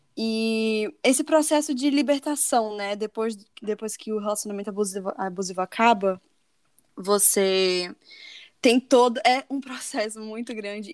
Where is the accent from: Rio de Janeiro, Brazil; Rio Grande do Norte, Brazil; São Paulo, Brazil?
Rio Grande do Norte, Brazil; Natal; moved away as an adult; eu tinha voltado pra, pra minha cidade, pra Natal